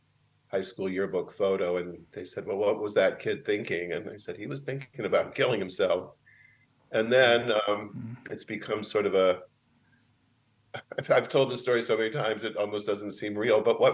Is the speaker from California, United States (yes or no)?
no; Arizona, United States; also born or lived in Indiana; now in San Francisco, United States; No, I was born in Indiana, and my parents were in graduate school, so we moved around until they both finished and got professorships at Arizona State, where I went to high school.